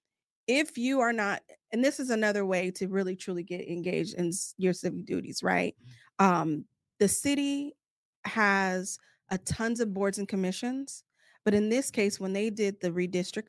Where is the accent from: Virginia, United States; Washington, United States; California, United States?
California, United States; Sacramento; I was born and raised in Sacramento